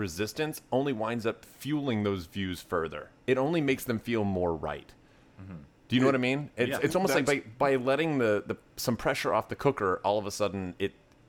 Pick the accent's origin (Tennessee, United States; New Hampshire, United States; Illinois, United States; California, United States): Tennessee, United States; I grew up in Tennessee